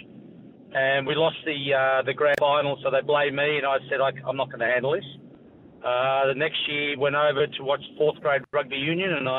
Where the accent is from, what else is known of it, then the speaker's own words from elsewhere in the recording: Queanbeyan, New South Wales, Australia; moved away as an adult; also born or lived in South Africa; I grew up in Queanbeyan, 21,000 people